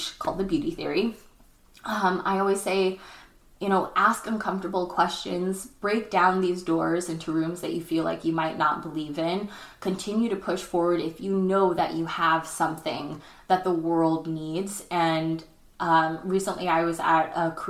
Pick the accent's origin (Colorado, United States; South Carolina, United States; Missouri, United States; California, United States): California, United States; Chino Hills; now in Los Angeles, United States; Chino Hills, my hometown.